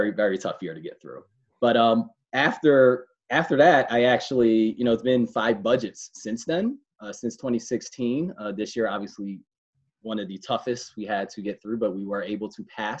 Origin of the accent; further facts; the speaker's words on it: Philadelphia, Pennsylvania, United States; I was born and raised in Philadelphia, the Germantown, Mount Airy section of Philadelphia